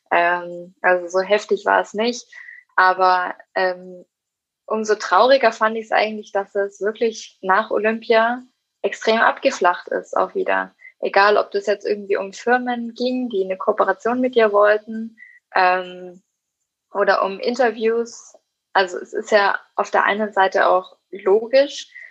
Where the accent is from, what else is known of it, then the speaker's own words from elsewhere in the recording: Erlangen, Bavaria, Germany; in meiner Heimatstadt in Erlangen und auch hier in Nürnberg zum Beispiel